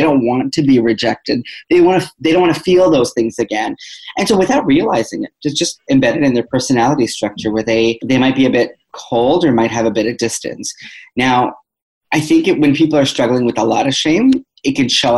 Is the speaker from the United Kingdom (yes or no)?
no; Toronto, Ontario, Canada; I'm from Toronto